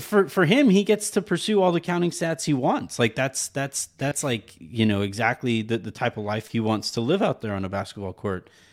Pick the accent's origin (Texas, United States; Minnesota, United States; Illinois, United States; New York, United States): Texas, United States; El Paso; moved away; I grew up in El Paso